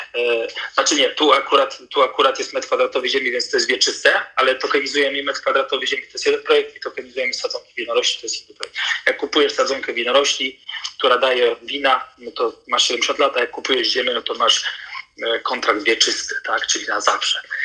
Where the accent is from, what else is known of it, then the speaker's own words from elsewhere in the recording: North Macedonia; moved away; Ja sam się urodziłem w Macedonii